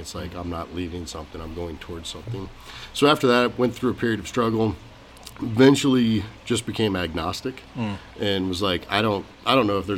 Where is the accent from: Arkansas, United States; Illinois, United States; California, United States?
Arkansas, United States; now in Arizona, United States; I grew up in Arkansas